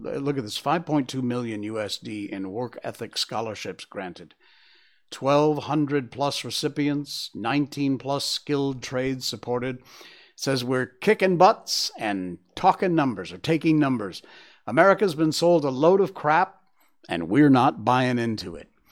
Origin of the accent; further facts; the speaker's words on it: United States; I'm an American